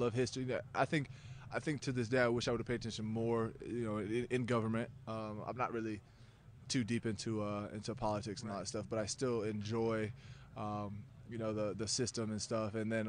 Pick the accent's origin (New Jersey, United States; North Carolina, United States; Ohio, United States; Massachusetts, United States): Ohio, United States; Fostoria; Like I said, small town, blue collar community.